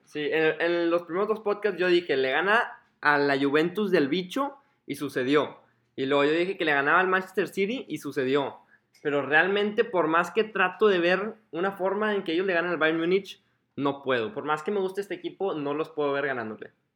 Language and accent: Spanish; Mexico; como mexicano